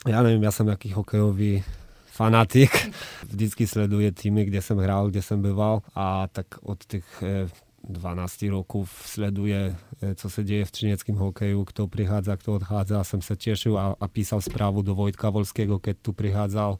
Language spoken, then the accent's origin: Czech; Nowy Targ, Lesser Poland, Poland; Czech is a second language; Já jsem z Nového Targu a, a, a v, no, v Novém Targu vždycky od eh, vždy byl hokej na prvním místě